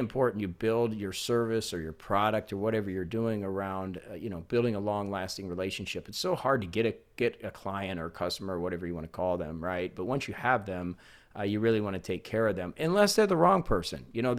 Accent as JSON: {"language": "English", "region": "Indiana", "country": "United States", "said": "I'm from Indiana."}